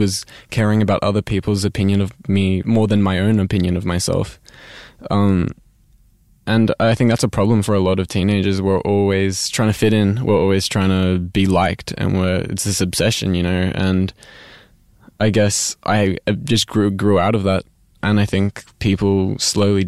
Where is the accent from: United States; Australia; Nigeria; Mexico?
Australia; Sydney, New South Wales; I grew up in North Sydney, two parents, as usual, got a twin brother and, you know, just went to the local public school